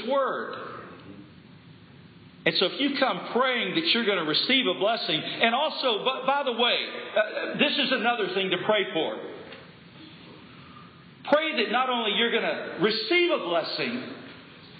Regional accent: Lubbock, Texas, United States; I grew up in Lubbock, Texas

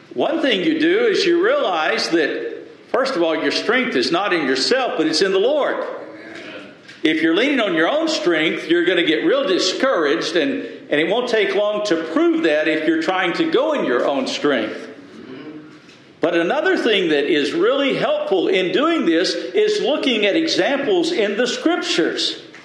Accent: the South, United States; I grew up in the South, and most folks did go to some type of, of, of religious order, went to church.

